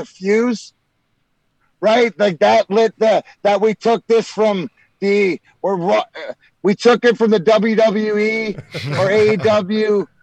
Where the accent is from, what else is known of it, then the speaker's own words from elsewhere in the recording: Canada; being Canadian kids